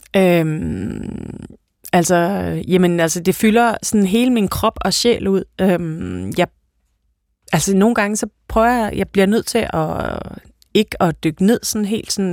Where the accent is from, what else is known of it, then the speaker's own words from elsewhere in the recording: Denmark; vi er danskere